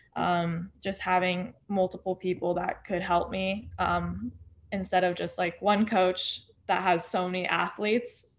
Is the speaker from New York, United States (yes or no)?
no; Park City, Utah, United States; I grew up in Park City, Utah